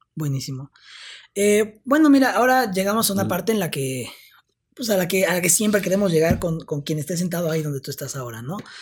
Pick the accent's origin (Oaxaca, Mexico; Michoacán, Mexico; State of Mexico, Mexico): Oaxaca, Mexico; moved away; yo me tuve que regresar a Oaxaca, yo pues soy de Oaxaca.